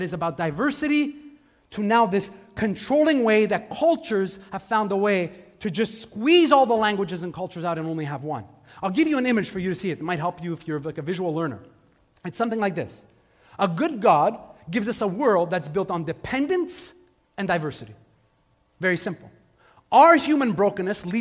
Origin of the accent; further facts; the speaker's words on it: Montreal, Quebec, Canada; I grew up in Montreal.